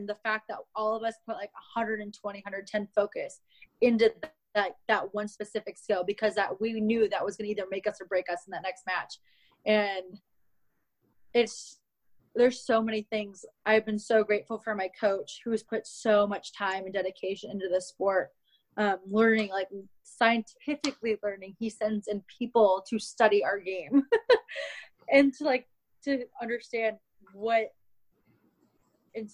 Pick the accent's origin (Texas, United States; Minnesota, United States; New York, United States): Minnesota, United States; I grew up in Minnesota